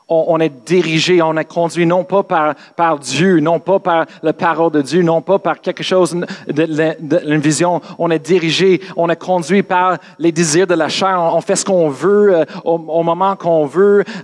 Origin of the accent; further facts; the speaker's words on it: England, United Kingdom; French is a second language; parce que moi je suis anglais, excuse, dans les, les, les Bibles anglaises aussi, c'est la même chose.